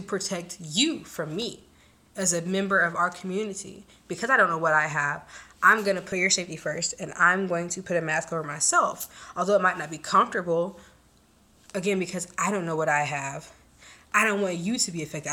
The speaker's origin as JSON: {"language": "English", "country": "United States", "said": "I'm from the States"}